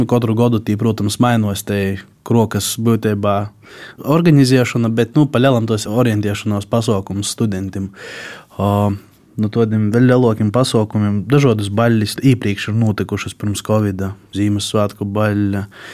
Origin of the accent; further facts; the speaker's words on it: Daugavpils municipality, Latgale, Latvia; also born or lived in Rēzekne; Es pats vispār esmu, nu, no Daugapils novada, tagad jau no augšdaļgavas novada, pabeidzuši poģu vidusskolu